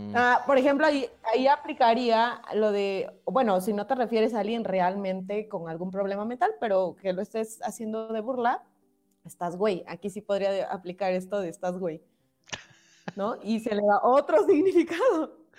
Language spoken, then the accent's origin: Spanish; Mexico; en muchos lugares fuera de México nos ven y nos distinguen